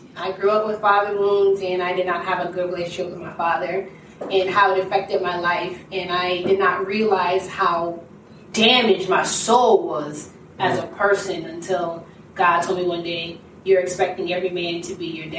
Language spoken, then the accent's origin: English; Maryland, United States; also born or lived in Charleston, South Carolina; I am from Maryland, however, by way of Charleston, South Carolina.